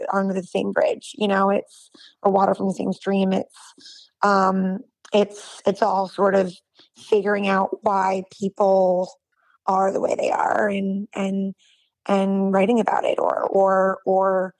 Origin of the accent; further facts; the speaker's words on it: Brookline, Massachusetts, United States; I was born and raised in Brookline, Massachusetts